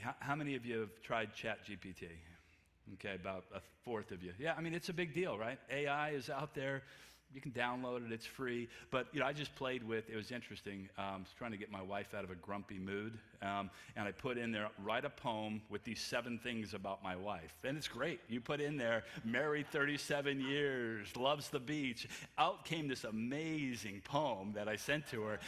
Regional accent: California, United States; I grew up in California in a very, very Christian family

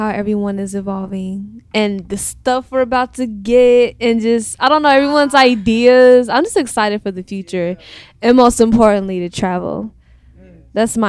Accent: Dayton, Ohio, United States; also born or lived in Milwaukee, Wisconsin; now in Chicago, United States; I'm born in Milwaukee, but I moved to Dayton when I was in first grade. Okay. So I'm from Dayton, Ohio.

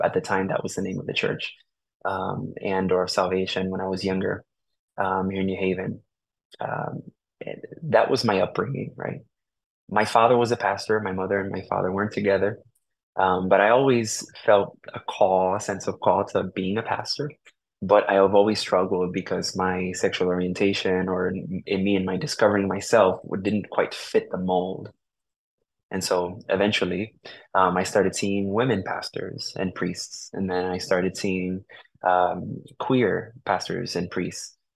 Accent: New Haven, Connecticut, United States; also born or lived in Puerto Rico; I was born here in New Haven, Connecticut, um, and was raised for the most part here in New Haven

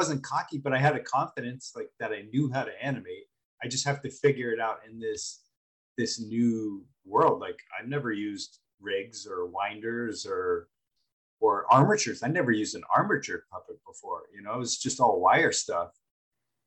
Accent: Los Angeles, California, United States; I'm from Los Angeles

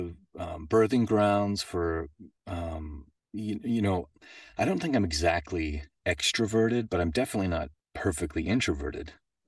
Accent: Boulder, Colorado, United States; also born or lived in Denver; We moved to, I was born in Denver, but then we moved to Boulder because he had a job with Pacific Bell

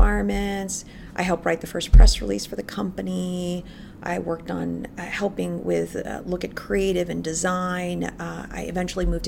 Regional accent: Philippines; moved away as an adult; now in United States; So I was born and raised in the Philippines, and I came here in the United States for college.

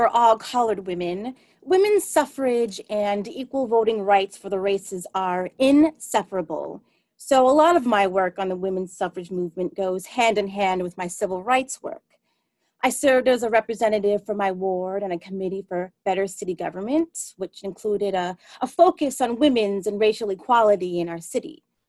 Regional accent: Springfield, Illinois, United States; a terrible race riot in my hometown of Springfield, Illinois, the first in a northern state in 40 years

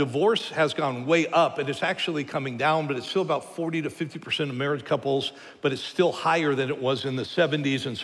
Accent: United States

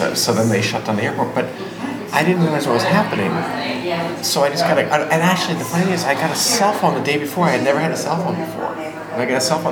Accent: Massachusetts, United States; moved away; I grew up in Massachusetts

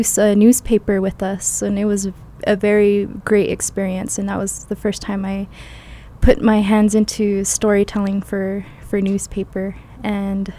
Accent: Jemez Pueblo, New Mexico, United States; also born or lived in Albuquerque, New Mexico; I was born here in Albuquerque and adopted and raised in Jemez Pueblo for my full life

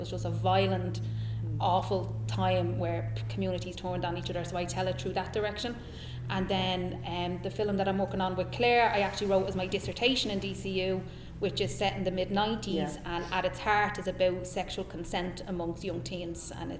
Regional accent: Tallaght, Leinster, Ireland; I'm from Talla.

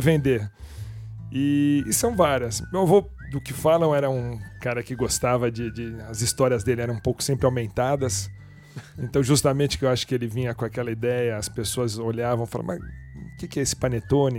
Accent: Brazil; nós, os brasileiros

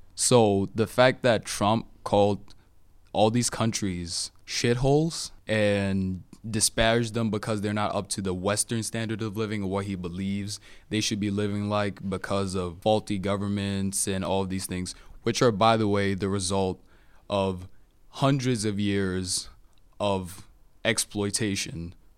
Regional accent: Cameroon; now in United States; I'm natively from Cameroon

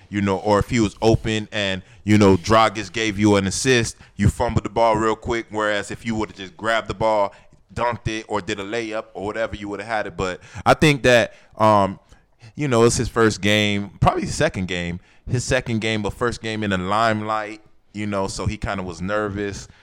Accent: Miami, Florida, United States; we grew up in Miami

